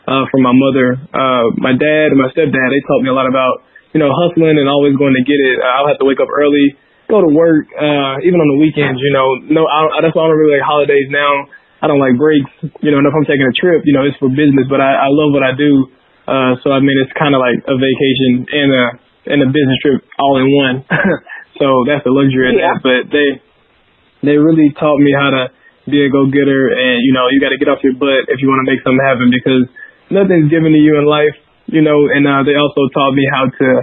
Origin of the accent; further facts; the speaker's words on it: Helena, Arkansas, United States; I grew up in Southeast Arkansas, a little poor, underrepresented town. Called Helena, Arkansas.